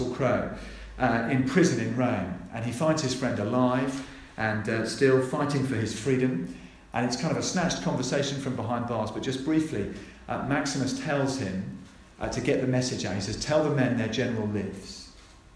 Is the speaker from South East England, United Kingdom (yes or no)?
no; Norfolk, East of England, United Kingdom; I was born in Norfolk.